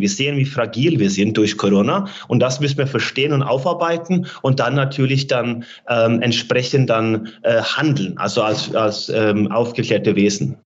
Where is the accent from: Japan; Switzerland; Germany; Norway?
Norway; moved away; meiner Heimat Norwegen